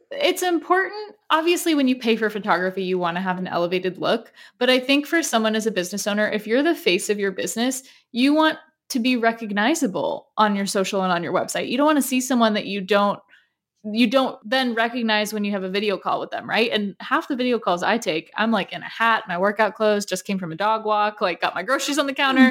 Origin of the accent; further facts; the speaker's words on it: Southern California, United States; growing up in Southern California